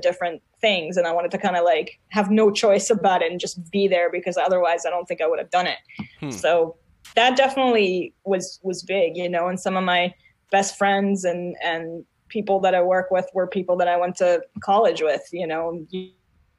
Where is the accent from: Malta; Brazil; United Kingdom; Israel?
Israel; English is a second language; moved away; I was still in Israel and I was really kind of, I learned English for movies and TV and lyrics and stuff like